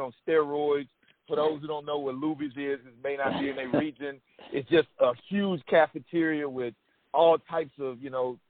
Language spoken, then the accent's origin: English; Texas, United States; I'm from Texas